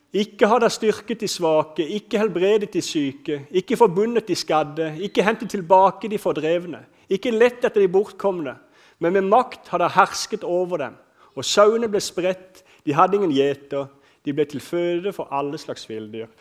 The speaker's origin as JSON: {"language": "Norwegian", "town": "Kristiansand", "region": "Agder", "country": "Norway", "tie": "born or raised there", "accent": "Sørlandet dialect", "said": "Jeg vokste opp på en plass, Flekkerøya Kanskje dere hører litt på dialekt at jeg er fra Sørlandet. Jeg vokste opp på Flekkerøya"}